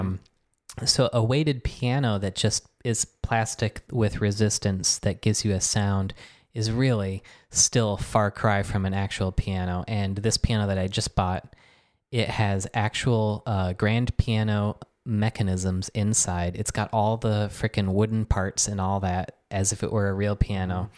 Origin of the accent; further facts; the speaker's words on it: Michigan, United States; moved away as an adult; also born or lived in New York; now in Philadelphia, United States; at my house growing up in Michigan